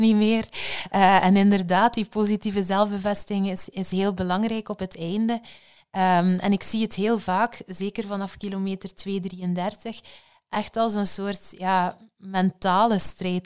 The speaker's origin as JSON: {"language": "Dutch", "country": "Belgium"}